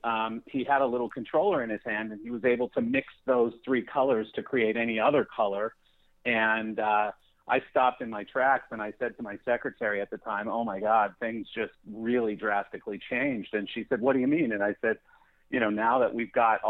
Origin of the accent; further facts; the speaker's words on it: Calgary, Alberta, Canada; moved away as an adult; also born or lived in Chicago; now in Palm Beach County, United States; I grew up in Calgary, Canada, of course, home of the Calgary Flames